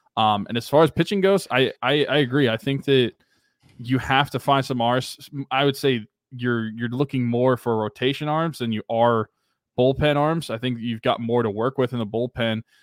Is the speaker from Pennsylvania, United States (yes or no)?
yes; Pennsylvania, United States; now in Oklahoma, United States; my hometown areas